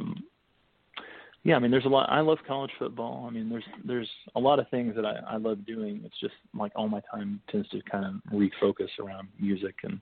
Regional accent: Kellyville, Oklahoma, United States; I grew up in Oklahoma, you know, in Kellyville, Oklahoma

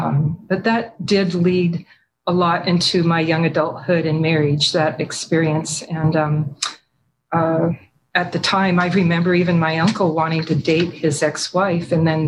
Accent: Washington, United States; also born or lived in Michigan; My childhood, I was born in Michigan. My father was a captain in the Air Force. And then I spent a lot of my childhood and young adult life near McCord Air Force Base in Washington. We moved there when I was 3 years old.

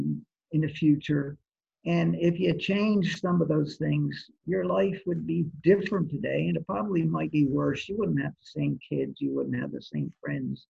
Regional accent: New Jersey, United States; also born or lived in Atlantic City, New Jersey; I grew up in New Jersey, actually. I was born in Atlantic City, okay. Grew up in New Jersey, and I went to Holy Spirit High

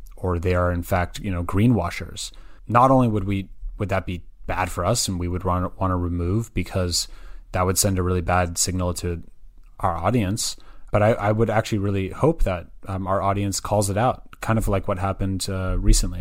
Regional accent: Berkeley, California, United States; also born or lived in Santa Barbara, California; I was, I was born and raised in the Bay Area. Um, so I'm actually originally from Berkeley, California

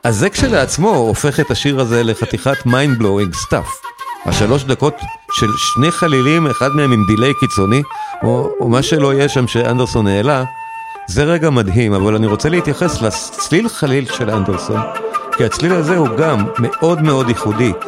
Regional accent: Israel; כולנו כישראלים

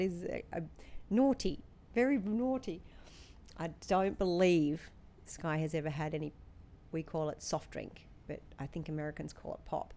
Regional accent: Australia; moved away; if we say lemonade at home in Australia, that will be Sprite

